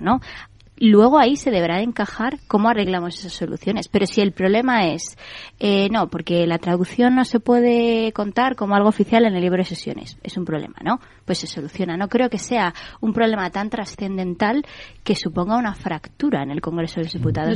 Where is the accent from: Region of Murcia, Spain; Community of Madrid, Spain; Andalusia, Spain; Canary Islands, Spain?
Community of Madrid, Spain; yo porque he nacido en la Comunidad de Madrid, soy madrileña